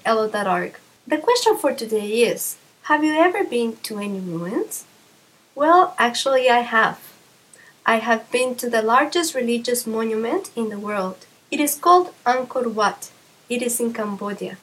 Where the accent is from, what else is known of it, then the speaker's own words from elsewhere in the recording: Mexico; I'm from Mexico